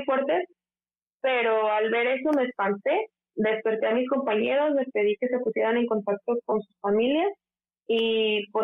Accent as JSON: {"language": "Spanish", "region": "Guerrero", "country": "Mexico", "moved": "as an adult", "lives_now": "Turkey", "said": "yo soy mexicana, soy del estado de Guerrero. En mi estado es muy común que tiemble"}